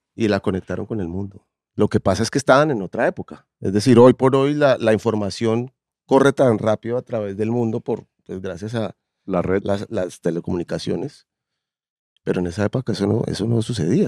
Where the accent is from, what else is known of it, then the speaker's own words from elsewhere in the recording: Colombia; no me gusta decir que soy colombiano